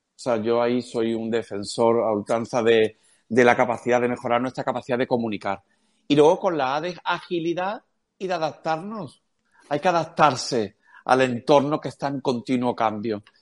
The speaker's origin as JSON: {"language": "Spanish", "town": "Cádiz", "region": "Andalusia", "country": "Spain", "said": "Soy de Cádiz, decimos cojones"}